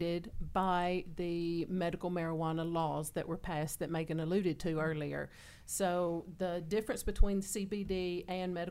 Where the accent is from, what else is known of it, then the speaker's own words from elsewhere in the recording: the South, United States; I'm from the South